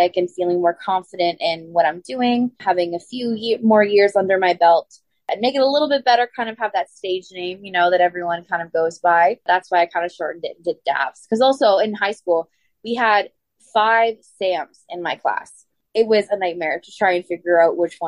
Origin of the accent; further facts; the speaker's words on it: Ottawa, Ontario, Canada; my hometown here in Ottawa